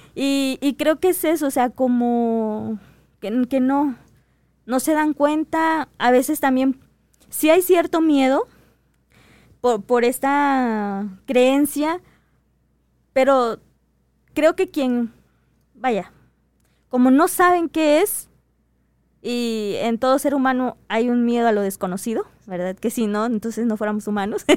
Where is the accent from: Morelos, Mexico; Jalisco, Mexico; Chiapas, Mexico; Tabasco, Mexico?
Chiapas, Mexico; moved away; yo soy del estado de Chiapas